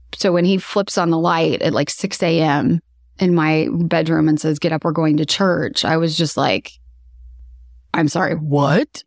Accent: Kansas City, Missouri, United States; I was born and raised here in Kansas City

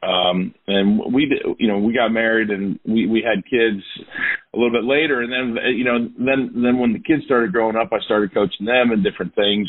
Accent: New York, United States; moved away as an adult; I grew up in New York

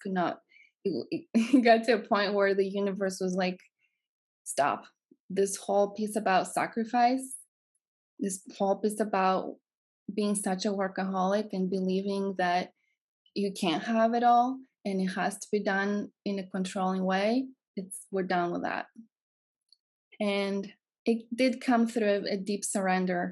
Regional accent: Greece; moved away as an adult; If you can hear my accent, I'm from Greece.

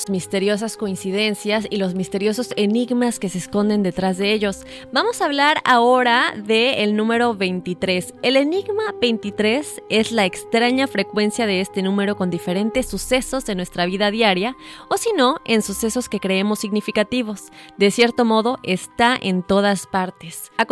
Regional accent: Argentina

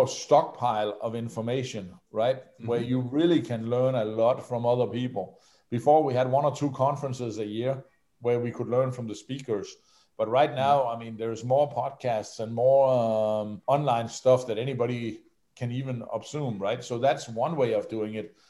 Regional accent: Denmark; I come from Denmark

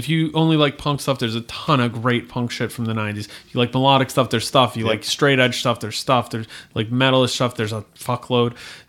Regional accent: Virginia, United States; I'm from Virginia

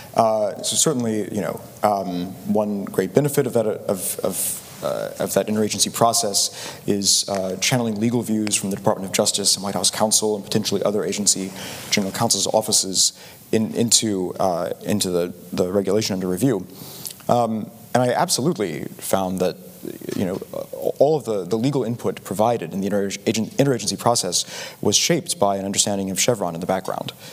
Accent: Chattanooga, Tennessee, United States; I'm from Chattanooga, Tennessee.

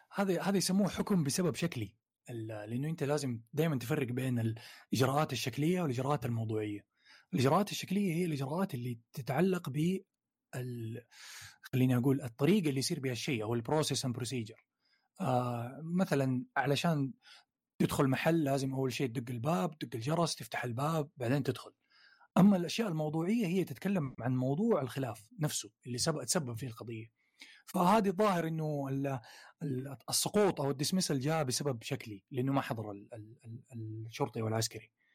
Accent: Saudi Arabia; عندنا في السعودية

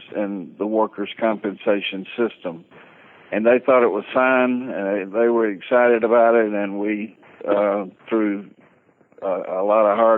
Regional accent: Valdosta, Georgia, United States; I'm from what we call Titletown. ESPN came down a couple of years ago and established Valdosta as Titletown, USA

